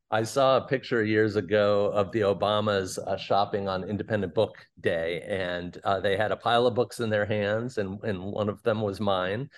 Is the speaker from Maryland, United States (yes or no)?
yes; Fort Washington, Maryland, United States; I grew up in Fort Washington, Maryland